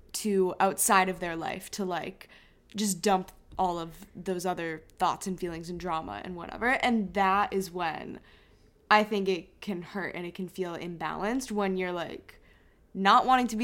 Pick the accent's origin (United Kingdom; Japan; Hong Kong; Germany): Hong Kong; growing up in Hong Kong, we have a lot of friends from middle school